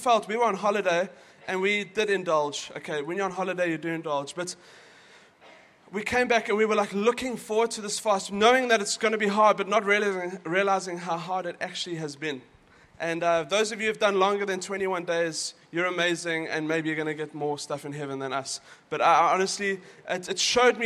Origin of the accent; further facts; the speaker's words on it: South Africa; moved away; we're from South Africa